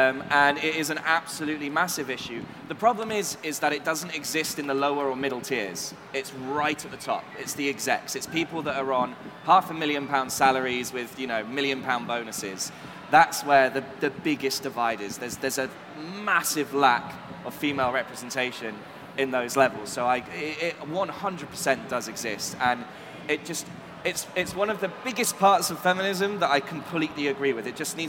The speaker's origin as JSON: {"language": "English", "town": "Newquay", "region": "South West England", "country": "United Kingdom", "said": "I'm from Newquay"}